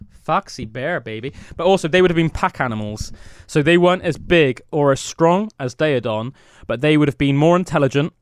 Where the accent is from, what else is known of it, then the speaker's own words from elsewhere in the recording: United Kingdom; growing up in Britain